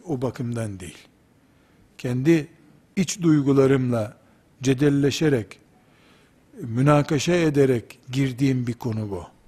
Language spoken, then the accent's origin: Turkish; Black Sea Region, Turkey; Bizim Karadeniz deyimidir